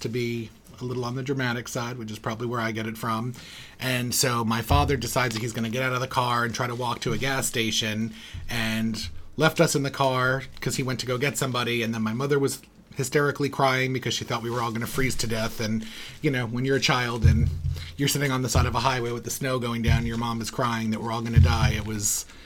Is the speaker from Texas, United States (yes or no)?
no; New York, United States; I am from a family of four, and I'm from New York.